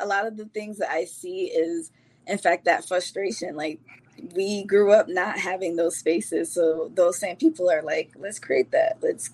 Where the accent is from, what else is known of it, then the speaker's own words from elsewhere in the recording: Bridgeport, Connecticut, United States; also born or lived in Bronx, New York, United States / Jamaica; it was Bridgeport at this point home is home for me